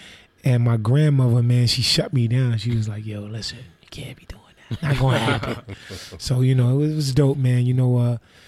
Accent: New York City, New York, United States; growing up in Harlem

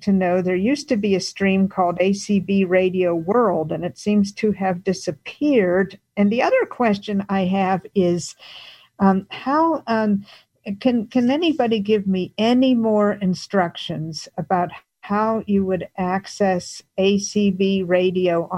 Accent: McMurray, Pennsylvania, United States; accent: Pittsburghese; from McMurray, Pennsylvania

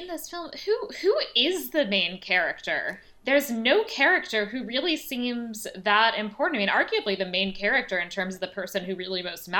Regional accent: United States; I'm American.

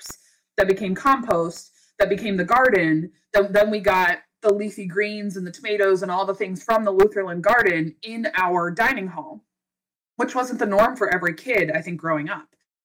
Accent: Western Pennsylvania, United States; moved away as an adult; also born or lived in Alaska; now in Kenai, United States; I grew up in Western Pennsylvania, where it was like deer country

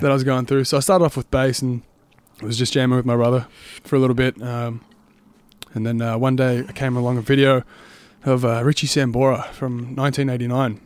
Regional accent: Tullamarine, Victoria, Australia; now in Sunbury, Australia; grew up in Tallamarine, so about ten minutes away

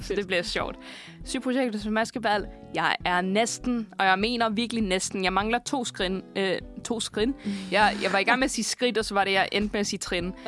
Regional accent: Roskilde, Zealand, Denmark; jeg er fra Roskilde

